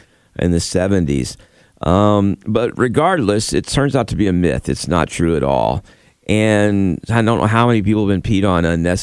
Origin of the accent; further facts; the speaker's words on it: Florida, United States; I grew up in Florida